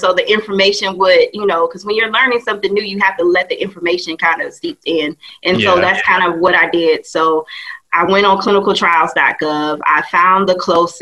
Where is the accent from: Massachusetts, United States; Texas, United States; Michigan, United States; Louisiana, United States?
Michigan, United States; Detroit; also born or lived in Atlanta; my hometown is Detroit